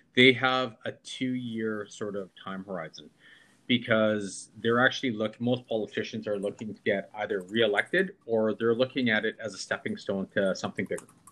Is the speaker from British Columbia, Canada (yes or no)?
yes; Vancouver, British Columbia, Canada; I was born in Canada, yeah. in Vancouver, in 1970, and I went to five elementary schools in seven years.